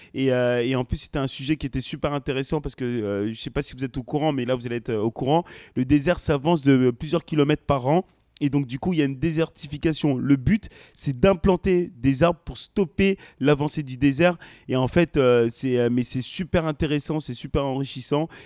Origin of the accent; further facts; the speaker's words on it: France; also born or lived in Senegal (ancestry); je suis né en France et je suis aussi d'origine sénégalaise